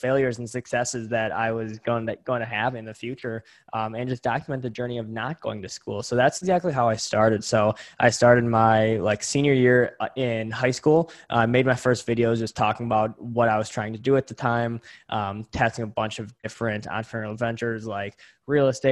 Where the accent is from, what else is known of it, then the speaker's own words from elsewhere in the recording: Greendale, Wisconsin, United States; also born or lived in Milwaukee, Wisconsin; I'm originally from Greendale, Wisconsin, currently live in Milwaukee, Wisconsin, super, super close together. So born and raised in Wisconsin in the Midwest here